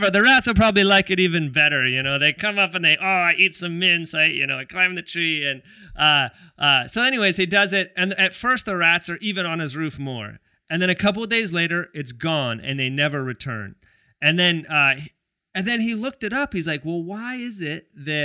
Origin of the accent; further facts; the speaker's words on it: California, United States; now in Hawaii, United States; where I grew up in California, also in the hood